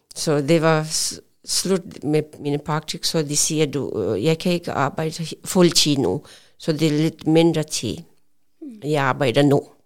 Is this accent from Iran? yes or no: no; Pakistan; Danish is a second language; moved away as an adult; now in Odense, Denmark; jeg kommer fra Pakistan, og jeg kom øh, i Danmark 1987